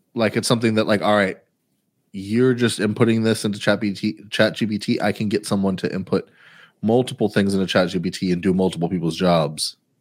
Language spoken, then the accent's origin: English; Houston, Texas, United States; I'm from Houston way more than you're from Houston